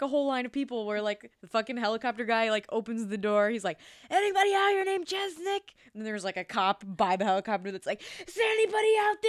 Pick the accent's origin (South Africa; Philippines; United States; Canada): United States; Midwest; I'm from the Midwest. We're both from the Midwest.